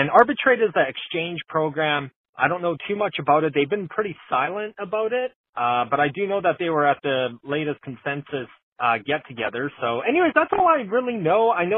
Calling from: Calgary, Alberta, Canada; I'm from Calgary, Alberta.

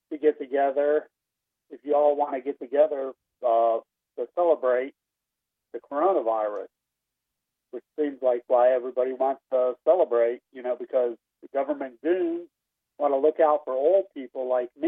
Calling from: Kill Devil Hills, North Carolina, United States; Hi, I'm actually from Kill Devil Hills, North Carolina.

